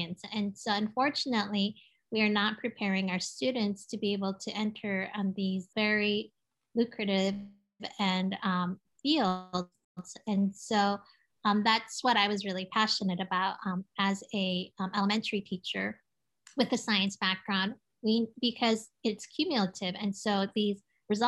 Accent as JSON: {"language": "English", "country": "United States", "tie": "born or raised there", "also_born_or_lived": "Seoul, South Korea", "said": "I moved to the States when I was 8 years old"}